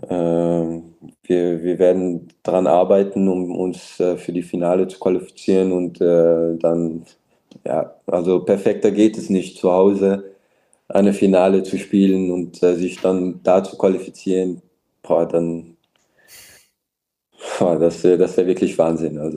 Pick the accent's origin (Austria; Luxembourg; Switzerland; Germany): Luxembourg; wir sind stolze Luxemburger und wir wollen, wir wollen auch dem Verband helfen